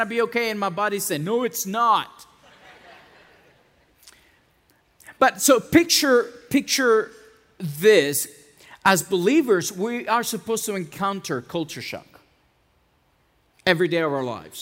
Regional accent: San Antonio, Texas, United States; English is a second language; moved away as an adult; also born or lived in Mexico / Dallas; I grew up in San Antonio

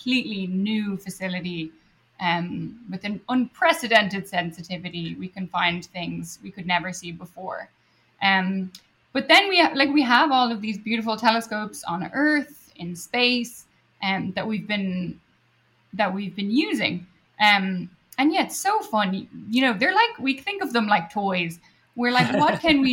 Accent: Dublin, Leinster, Ireland; moved away as an adult; also born or lived in Edinburgh, Scotland; now in United States; I did my undergrad in my hometown of Dublin

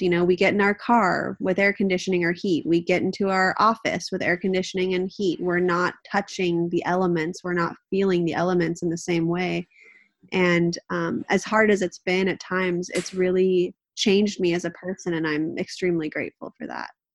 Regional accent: Southern California, United States; also born or lived in Manhattan; now in Northern California, United States; It's where I grew up. I grew up in Southern California

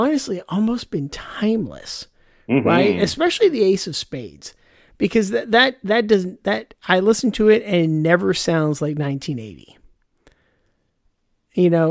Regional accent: United States; I'm American

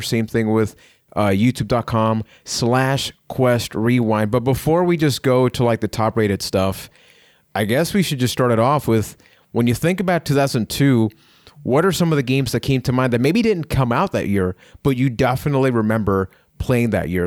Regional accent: Puerto Rico; I am from Puerto Rico

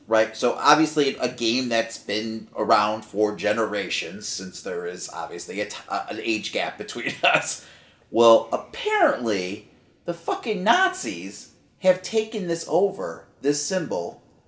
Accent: Chicago, Illinois, United States; We're both from Chicago

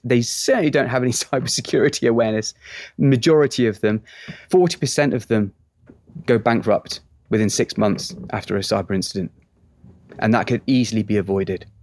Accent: England, United Kingdom; moved away as an adult; now in Texas, United States; I'm an Englishman now living in Texas

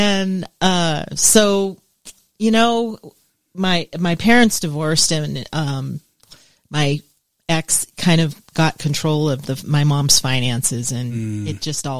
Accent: Del Mar, California, United States; moved away; also born or lived in Rancho Santa Fe, California / Oklahoma; So I was raised in Southern California, grew up on the beaches of Del Mar. We had a home on the beach and we had a ranch in Rancho Santa Fe. It was a thoroughbred ranch. That's where I was raised.

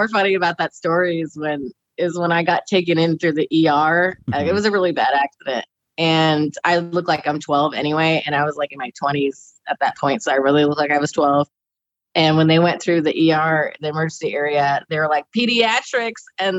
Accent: Sweden; It's probably why I don't like people that much is growing up in Sweden because they're all to themselves over there.

